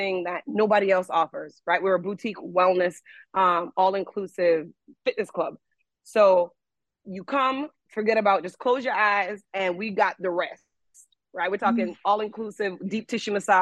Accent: Jamaica; being Jamaican to me, it means pride.

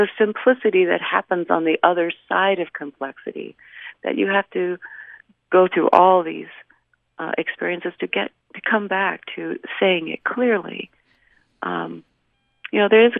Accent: northern Indiana, United States; accent: Midwestern; I'm from Indiana. I grew up in the northern part closer to Chicago, but now I live in the southern part.

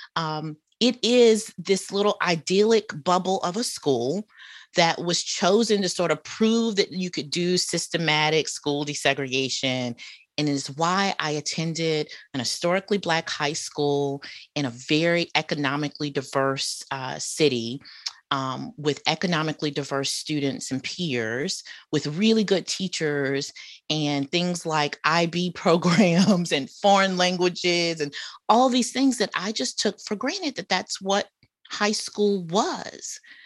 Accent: Charlotte, North Carolina, United States; accent: Southern; moved away; also born or lived in Atlanta, Georgia; my experiences growing up in Charlotte, North Carolina.

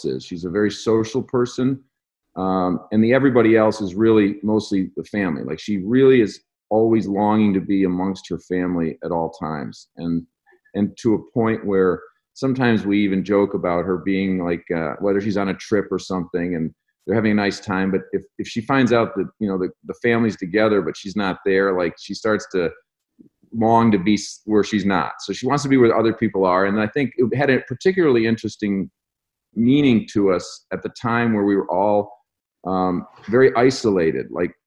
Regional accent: Michigan, United States; we're from Michigan

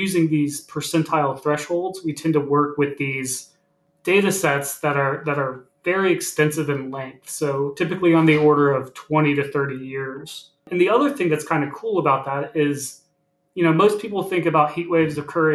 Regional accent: Virginia Beach, Virginia, United States; also born or lived in Richmond, Virginia; I grew up in Virginia Beach, Virginia, along the coast of Virginia

